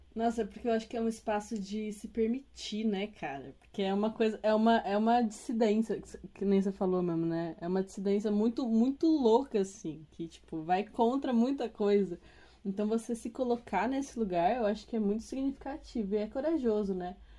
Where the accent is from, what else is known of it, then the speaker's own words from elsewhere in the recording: São Paulo, Brazil; eu sou paulistana